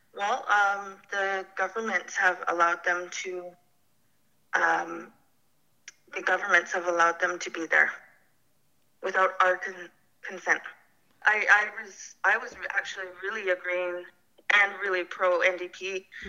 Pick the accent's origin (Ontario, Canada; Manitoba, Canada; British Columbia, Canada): British Columbia, Canada; Alert Bay; now in Port McNeill, Canada; I'm originally from Alert Bay